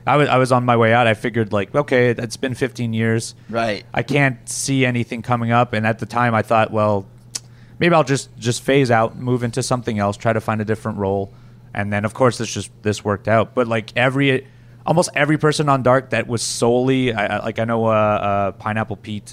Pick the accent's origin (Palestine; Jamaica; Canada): Canada; I'm from Canada